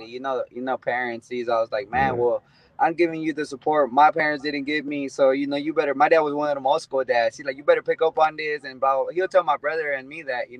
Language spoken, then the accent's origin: English; Michoacán, Mexico; now in Houston, United States; that's my hometown, you know, in Mexico